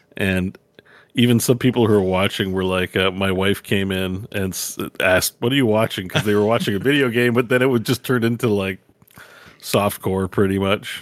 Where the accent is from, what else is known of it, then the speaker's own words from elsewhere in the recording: Canada; I'm a Canadian, so we have American keyboard, in French.